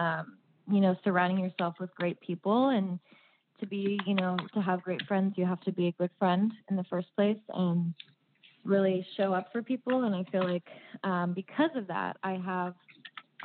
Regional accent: Los Angeles, California, United States; now in Napa Sonoma area, United States; I'm originally from Los Angeles. My family's in Los Angeles

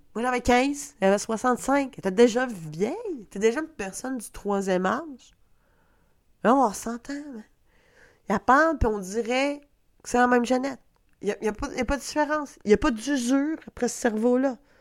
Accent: Quebec, Canada; accent: Québec; mon accent de Québec

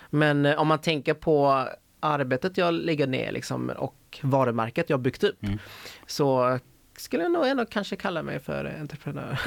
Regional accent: Helsingborg, Skåne, Sweden; moved away as an adult; now in Gothenburg, Sweden; Jag är ju född och uppvuxen i Helsingborg

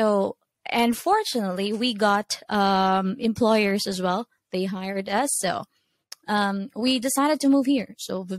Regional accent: Cebu City, Central Visayas, Philippines; English is a second language; moved away as an adult; now in Vietnam; I'm from Cebu. Yeah, I'm from Cebu, Philippines.

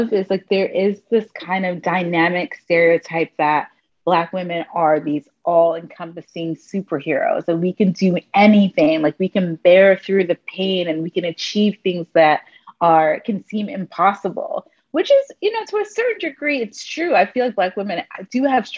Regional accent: Arlington, Virginia, United States; moved away as an adult; also born or lived in Washington, D.C.; now in New York City, United States; I am a young person that grew up in Arlington, Virginia

